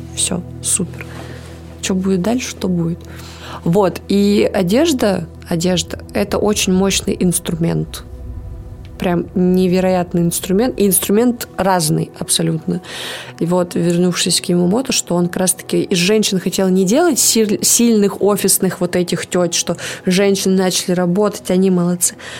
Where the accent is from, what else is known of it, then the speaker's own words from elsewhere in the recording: Kansk, Krasnoyarsk Krai, Russia; я же родилась в Канске